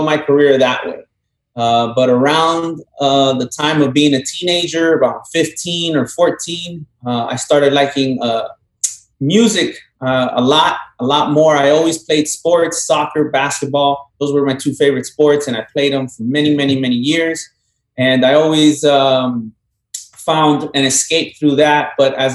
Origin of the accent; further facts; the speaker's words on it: South Florida, United States; also born or lived in Colombia; I was born in Colombia, raised down here in South Florida my whole life